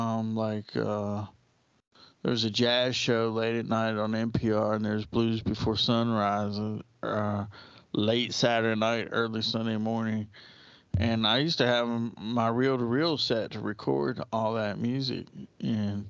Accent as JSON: {"language": "English", "country": "United States", "tie": "born or raised there", "said": "I grew up in America in the 1980s and late 70s"}